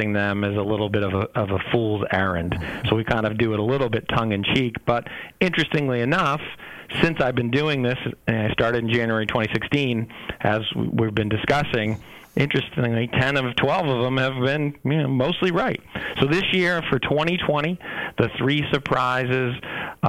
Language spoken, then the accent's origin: English; Boston, Massachusetts, United States; I'm from Boston